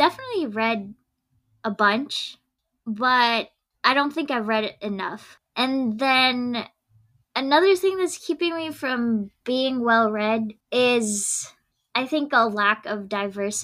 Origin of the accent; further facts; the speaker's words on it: Maryland, United States; also born or lived in Philippines; I'm from Maryland